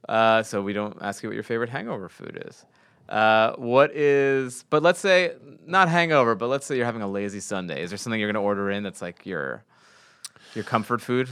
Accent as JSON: {"language": "English", "region": "New York", "country": "United States", "said": "I'm from New York"}